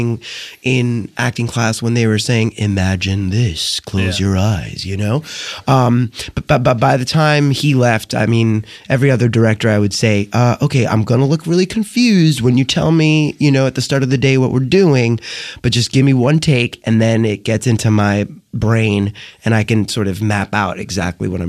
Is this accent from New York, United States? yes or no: yes; New York City, New York, United States; I grew up dodging bullets and blades in the South Bronx